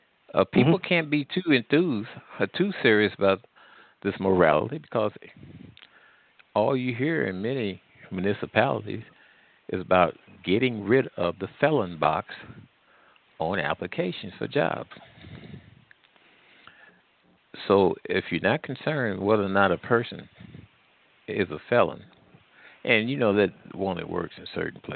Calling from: Missouri, United States; Midwest. Okay. Between Louisiana and Missouri.

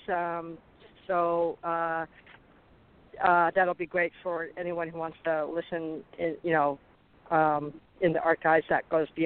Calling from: Arizona, United States; … in Arizona.

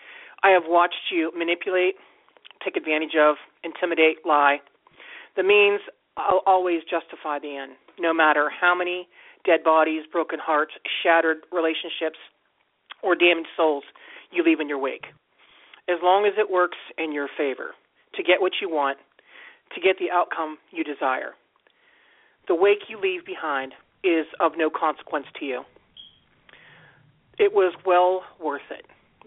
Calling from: Steubenville, Ohio, United States; I'm calling from Ohio.

